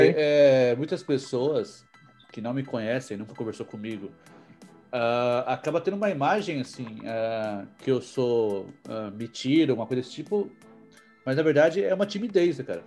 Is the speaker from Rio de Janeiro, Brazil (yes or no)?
no; São Paulo, Brazil; moved away as an adult; now in New York, United States; eu sou de São Paulo e eu estou aqui nos Estados Unidos, uh, em Nova York especificamente